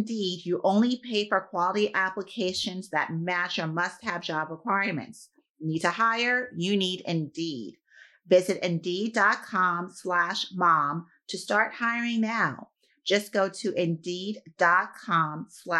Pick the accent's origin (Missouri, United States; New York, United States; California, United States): New York, United States; I'm a New Yorker